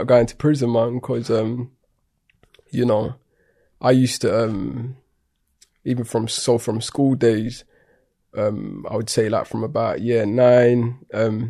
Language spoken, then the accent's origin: English; London, United Kingdom; I grew up in Tottenham, North London